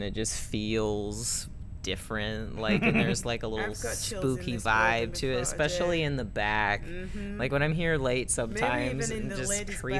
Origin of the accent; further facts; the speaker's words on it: Ireland; I'm Irish.